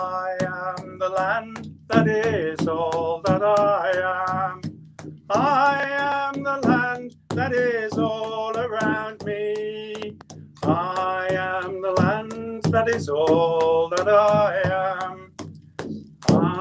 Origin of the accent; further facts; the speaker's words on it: Birmingham, West Midlands, United Kingdom; I was born in England. I am English, but my parents were immigrants. And we lived in the central part of Birmingham called Handsworth.